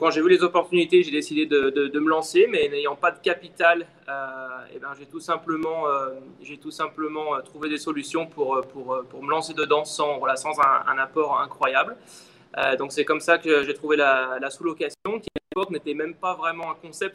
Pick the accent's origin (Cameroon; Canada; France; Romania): France; Lyon, Auvergne-Rhône-Alpes; moved away as an adult; now in Miami, United States; je suis de Lyon, euh, voilà, je suis de Lyon en France